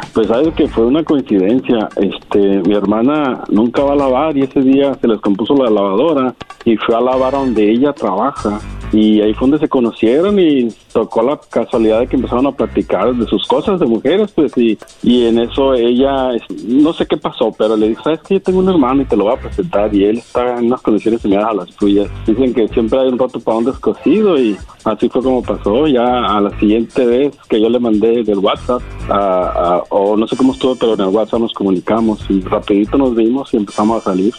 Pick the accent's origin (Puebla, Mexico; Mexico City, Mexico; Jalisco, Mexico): Jalisco, Mexico; yo soy de Jalisco